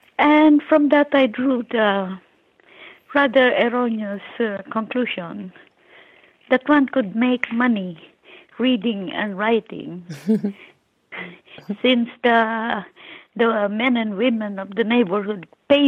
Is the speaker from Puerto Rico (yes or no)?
no; Philippines; now in New York City, United States; I was born and raised in the Philippines